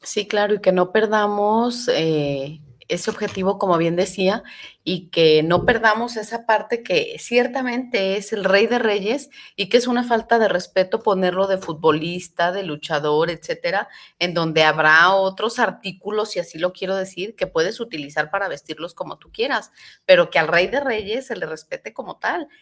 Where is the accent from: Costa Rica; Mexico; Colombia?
Mexico; Tlaquepaque, Jalisco; yo soy de Tlaquepaque Centro